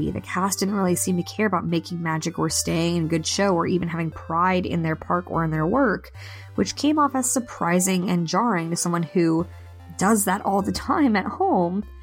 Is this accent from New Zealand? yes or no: no; United States; an American who grew up surrounded by Disney nostalgia and an American based Disney cast member